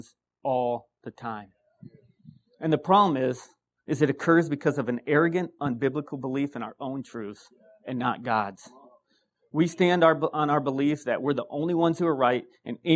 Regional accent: Wisconsin, United States; I'm from Wisconsin.

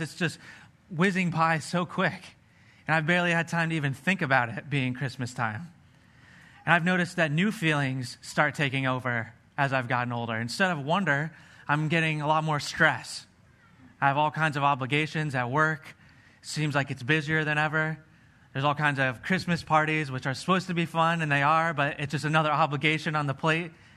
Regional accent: Pennsylvania, United States; I was growing up in Pennsylvania.

